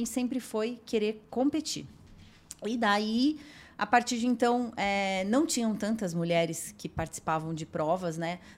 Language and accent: Portuguese; Jundiaí, São Paulo, Brazil; não tinha quase ninguém em Jundiaí que praticava, né? Porque eu sou de Jundiaí, né?